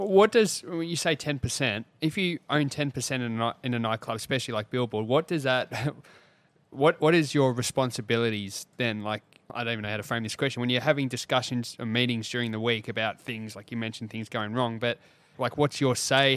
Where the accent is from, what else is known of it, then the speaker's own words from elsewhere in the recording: Mornington, Victoria, Australia; We grew up in Mornington